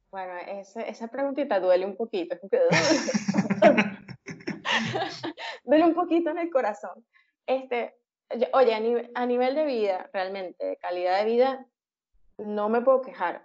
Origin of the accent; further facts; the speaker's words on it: Venezuela; moved away as an adult; also born or lived in Caracas; now in Peru; Como muchos venezolanos por situación país, decidí emigrar hace tres años